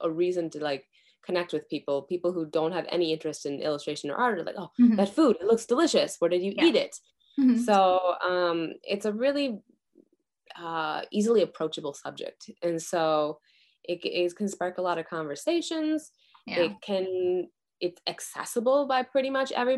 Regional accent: Midwest, United States; moved away as an adult; now in Japan; growing up in the Midwest in the US

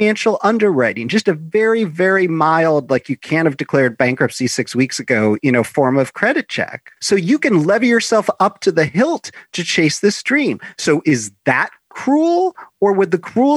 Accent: Chicago, Illinois, United States; I grew up in Chicago

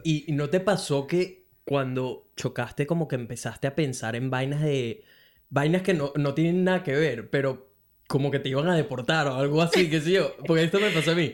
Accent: Venezuela; moved away as an adult; now in Brisbane, Australia; soy un latino venezolano que vive en Brisbane desde hace casi cuatro años

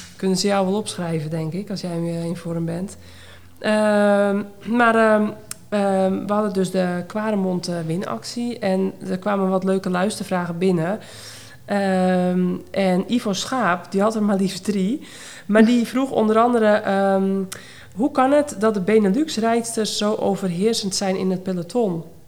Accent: Netherlands; als Hollander

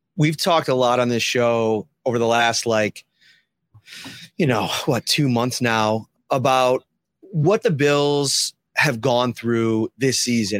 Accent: Buffalo, New York, United States; moved away as an adult; I grew up in Buffalo around this team, around this community

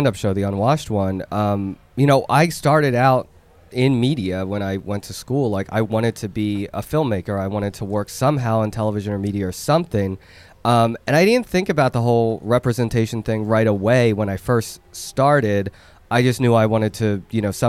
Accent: Philadelphia, Pennsylvania, United States; also born or lived in Seoul, South Korea; being in that environment, being in Philly

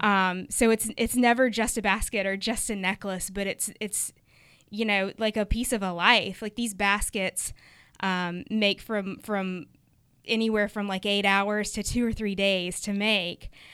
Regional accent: United States; also born or lived in Uganda; we're American

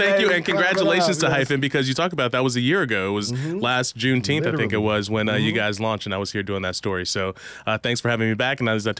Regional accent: Chicago, Illinois, United States; moved away as an adult; also born or lived in Washington, D.C.; now in Milwaukee, United States; I was born and raised in Chicago, and then as you mentioned, I'm an HBCU graduate, so I went to Howard University

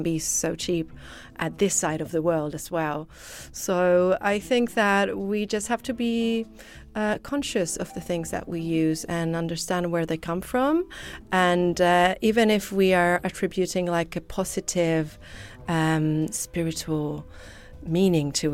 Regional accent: Chile; English is a second language; moved away; since I come from Chile, I also like to put a little bit of what I've learned there as a kid

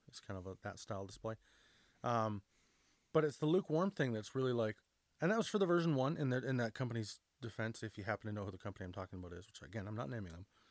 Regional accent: Canada; We're, we're Canadian

